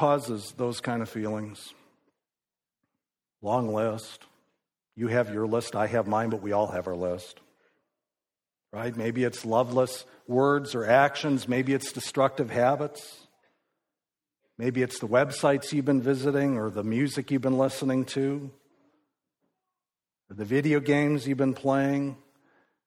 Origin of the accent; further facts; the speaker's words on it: Midwest, United States; I grew up in the Midwest